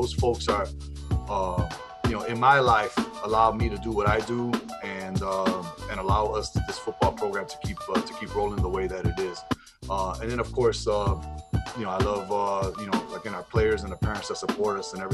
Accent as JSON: {"language": "English", "town": "Chicago", "region": "Illinois", "country": "United States", "tie": "born or raised there", "said": "I'm born and raised in Chicago."}